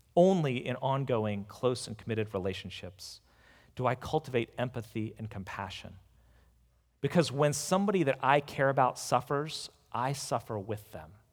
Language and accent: English; United States; as an American